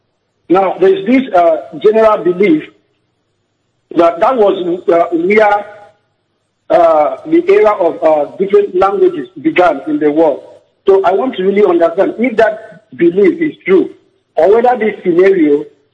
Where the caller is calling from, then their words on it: Port Harcourt, Rivers State, Nigeria; I'm calling from Port Harcourt.